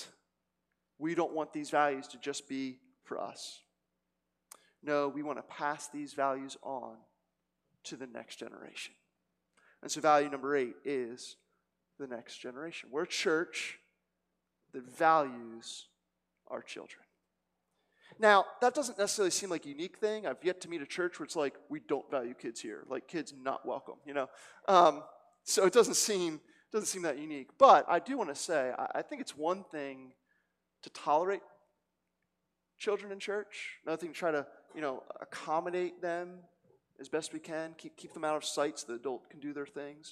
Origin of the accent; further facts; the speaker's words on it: Cherry Hill, New Jersey, United States; also born or lived in South Philadelphia; now in Philadelphia, United States; I come from Cherry Hill, New Jersey